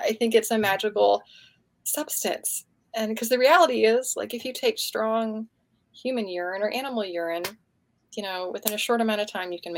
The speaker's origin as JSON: {"language": "English", "town": "Atlanta", "region": "Georgia", "country": "United States", "tie": "born or raised there", "said": "we lived close to woods where I grew up in Atlanta"}